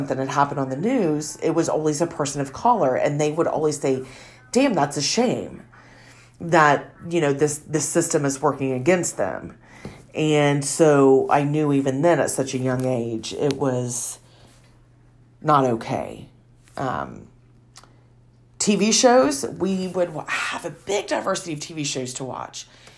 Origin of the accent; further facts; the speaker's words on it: Wellston, Ohio, United States; also born or lived in Jackson, Ohio; I live in southeastern Ohio in Jackson County. I grew up in Wellston, and from the time I was born, my parents came up because my dad had got a coaching job at Wellston.